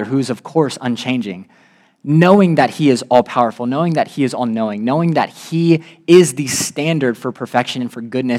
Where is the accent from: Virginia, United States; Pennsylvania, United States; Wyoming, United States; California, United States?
Virginia, United States; I'm from Virginia